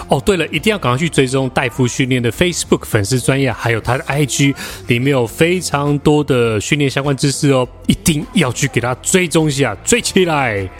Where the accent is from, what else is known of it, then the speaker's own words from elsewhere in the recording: Taichung, Taiwan; 我们都是来自台中 然后刚好都曾经在一中待过